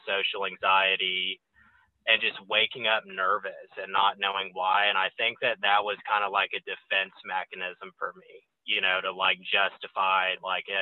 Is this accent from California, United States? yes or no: no; Cypress, Texas, United States; I'm originally from Houston, Texas, and for Houston snobs, I'm actually from Cypress. It's a suburb on the northwest side of town. And I grew up in a, you know, upper middle class neighborhood